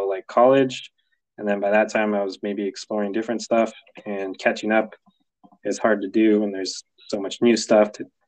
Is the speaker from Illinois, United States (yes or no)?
no; California, United States; I'm from California